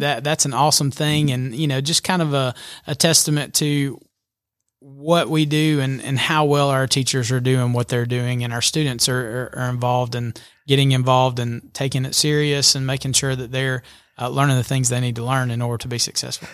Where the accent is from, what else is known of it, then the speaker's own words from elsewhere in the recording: Albertville, Alabama, United States; moved away as an adult; now in Georgia, United States; I grew up in Alabama. Um, graduated from Albertville High School over in the, in the great state of Alabama